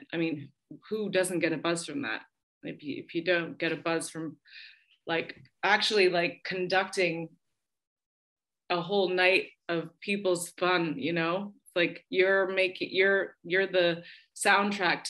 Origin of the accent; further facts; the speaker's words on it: Windsor, Ontario, Canada; moved away as an adult; also born or lived in England; Windsor, my hometown